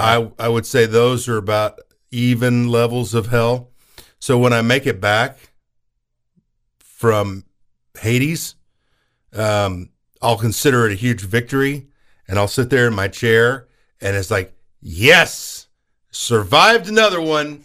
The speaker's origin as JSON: {"language": "English", "region": "Oklahoma", "country": "United States", "tie": "born or raised there", "said": "my home state"}